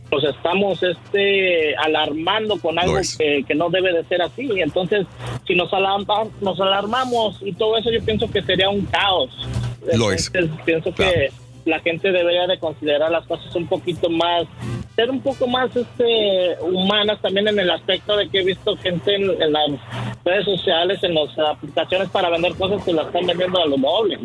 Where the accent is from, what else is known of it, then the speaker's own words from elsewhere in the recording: Mexico City, Mexico; yo soy del Distrito Federal